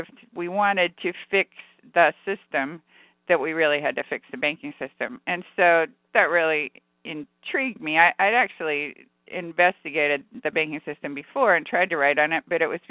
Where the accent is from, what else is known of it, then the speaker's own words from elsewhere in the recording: California, United States; I'm from California